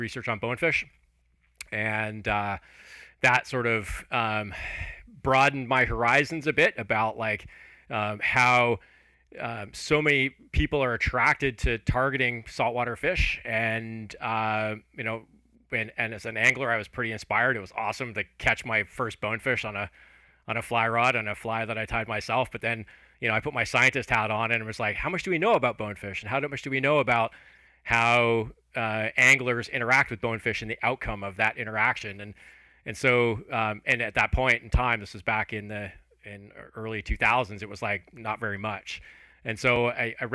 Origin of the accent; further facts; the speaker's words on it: just outside of Toronto, Ontario, Canada; moved away as an adult; also born or lived in Alberta / Turks and Caicos Islands; I grew up just outside of Toronto in Canada, in Ontario